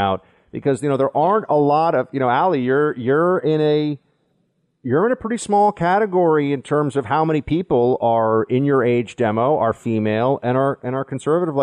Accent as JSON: {"language": "English", "region": "New York", "country": "United States", "tie": "born or raised there", "also_born_or_lived": "Washington, D.C.", "said": "as somebody who lives in New York, was born and raised in New York, and has only lived in two cities, New York and D.C."}